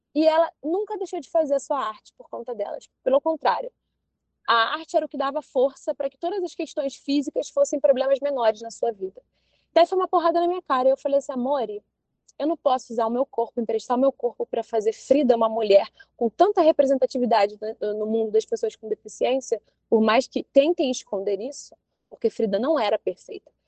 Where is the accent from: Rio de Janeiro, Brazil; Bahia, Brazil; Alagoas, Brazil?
Rio de Janeiro, Brazil; Maricá; eu morava em Maricá